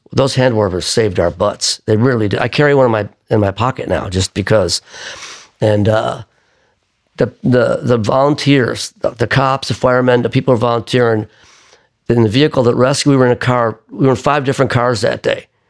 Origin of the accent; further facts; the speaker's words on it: Buffalo, New York, United States; moved away as an adult; now in New York, United States; I grew up in Buffalo